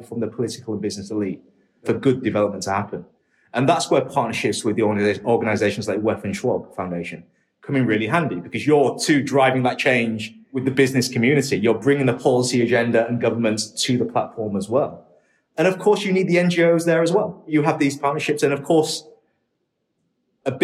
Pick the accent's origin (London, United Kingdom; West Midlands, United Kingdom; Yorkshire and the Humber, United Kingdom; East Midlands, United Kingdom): Yorkshire and the Humber, United Kingdom; Hull; also born or lived in Shenzhen, China; I was born in England in a city called Hull. It's one of the poorer areas of the UK and was when I was growing up.